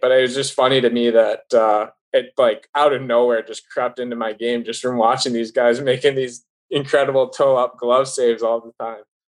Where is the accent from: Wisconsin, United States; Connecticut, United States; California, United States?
Wisconsin, United States; growing up in Wisconsin, like watching Brian Elliott